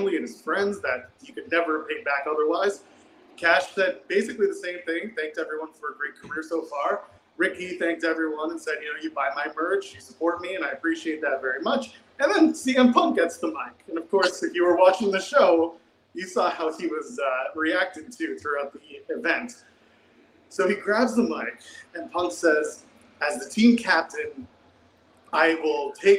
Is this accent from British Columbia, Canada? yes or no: no; Ottawa, Ontario, Canada; now in Toronto, Canada; I grew up in Ottawa